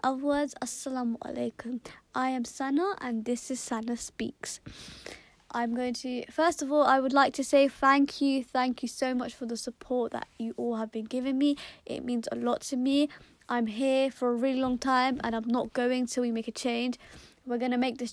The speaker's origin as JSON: {"language": "English", "country": "United Kingdom", "said": "I'm British Kashmiri"}